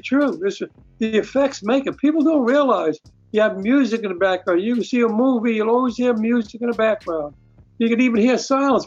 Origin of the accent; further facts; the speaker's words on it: New York City, New York, United States; moved away as an adult; now in California, United States; I grew up in Brooklyn